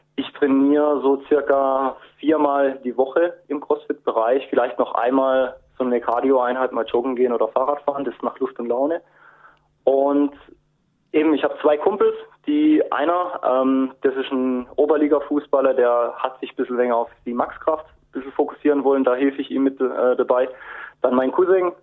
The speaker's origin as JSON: {"language": "German", "town": "Eisenbach", "region": "Baden-Württemberg", "country": "Germany", "said": "ich komme aus dem Hochschwarzwald. Das Dorf, wo ich herkomme, nennt sich Eifenbach"}